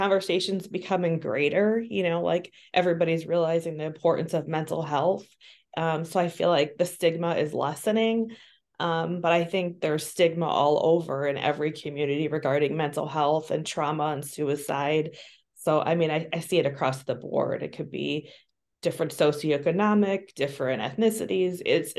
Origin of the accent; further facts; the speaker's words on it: Midwest, United States; also born or lived in Bogota, Colombia; I was born in Bogota, Colombia, and I was sold to a white Jewish couple in the Midwest. So I was taken to the Midwest, and that's where I grew up.